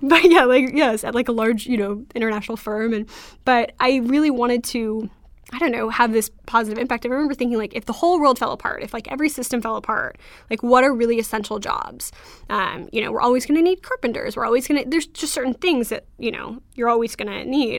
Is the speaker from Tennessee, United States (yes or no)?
no; Orange County, California, United States; I grew up in Orange County